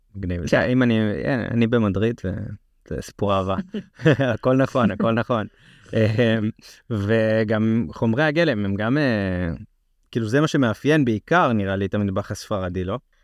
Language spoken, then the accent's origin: Hebrew; Israel; אנחנו אה, ככה לפעמים יותר שמרנים בתור ישראלים